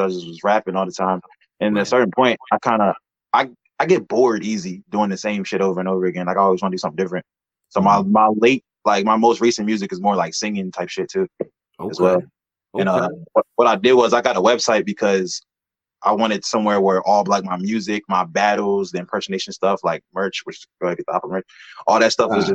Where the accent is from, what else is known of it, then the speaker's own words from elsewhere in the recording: Cambridge, Maryland, United States; I'm from Cambridge, Maryland. I'm from the Eastern Shore of Maryland